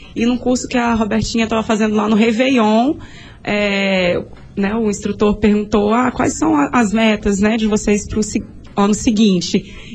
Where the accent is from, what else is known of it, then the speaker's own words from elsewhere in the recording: Vitória, Espírito Santo, Brazil; sou nascida e criada em Jardim de Camburi